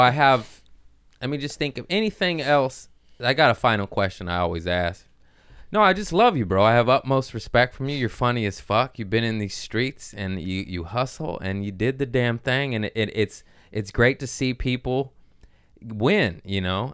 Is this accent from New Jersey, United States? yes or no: no; Torrance, California, United States; I grew up in Torrance, which is a nice area